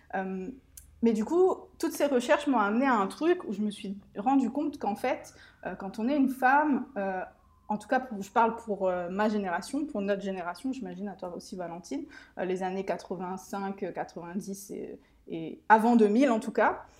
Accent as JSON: {"language": "French", "country": "Réunion", "tie": "born or raised there", "also_born_or_lived": "Mauritius", "said": "j'habite, euh, et je suis originaire de l'île de la Réunion"}